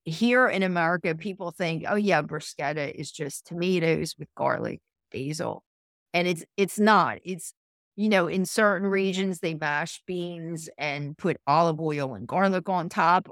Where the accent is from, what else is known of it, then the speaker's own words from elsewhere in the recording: Philadelphia, Pennsylvania, United States; I'm from Philadelphia, so, and I'm, I'm home, I'm based here most of the year